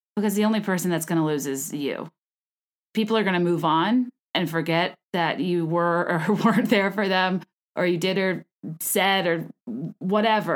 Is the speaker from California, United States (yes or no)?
yes; California, United States; I was born in California. I am a California girl